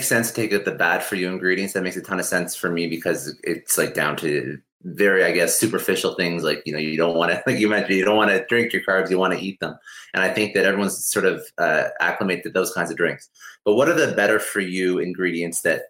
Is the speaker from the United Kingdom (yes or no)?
no; Canada; I'm from Canada